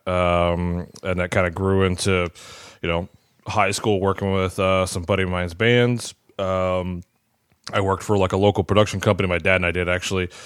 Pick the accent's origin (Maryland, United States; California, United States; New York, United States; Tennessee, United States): Maryland, United States; moved away as an adult; now in Aston, Pennsylvania, United States; I'm originally from Maryland